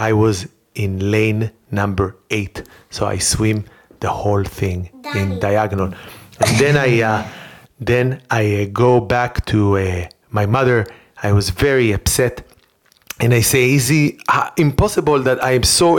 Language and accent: English; Rehovot, Central District, Israel; moved away; I grew up in Rehovot in Israel